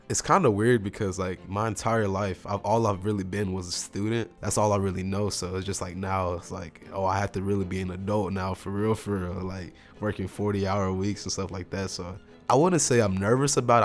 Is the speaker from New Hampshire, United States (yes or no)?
no; Baytown, Texas, United States; my hometown in Baytown, Texas